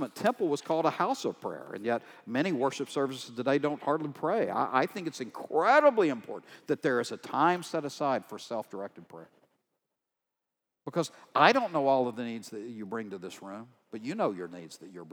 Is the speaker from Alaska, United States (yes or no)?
no; Texas, United States; I'm from Texas